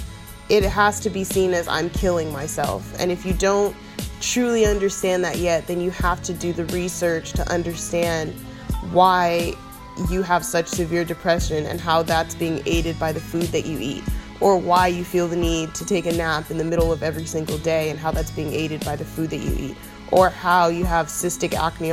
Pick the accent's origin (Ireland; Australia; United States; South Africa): United States; the South; I was raised in the South